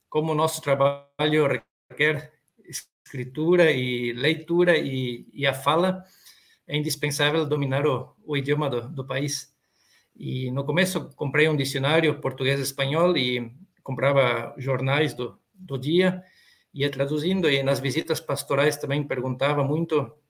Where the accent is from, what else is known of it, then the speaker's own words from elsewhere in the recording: Santa Rosa, Rio Grande do Sul, Brazil; moved away as an adult; now in Argentina; eu sou gaúcho, natural de Santa Rosa, Rio Grande do Sul. Estou trabalhando aqui na, na Argentina desde 2000, 2004, já são 18 anos.